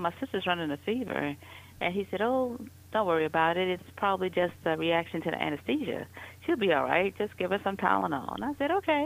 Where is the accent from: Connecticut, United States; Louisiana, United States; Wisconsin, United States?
Louisiana, United States; New Orleans; moved away as an adult; now in Atlanta, United States; I'm originally from New Orleans, and I've been in the Atlanta area for the last 15 years.